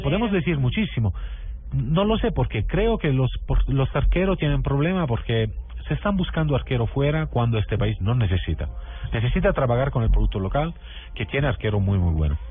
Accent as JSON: {"language": "Spanish", "region": "Southern Italy", "country": "Italy", "second_language": "Spanish", "said": "soy del sur de Italia"}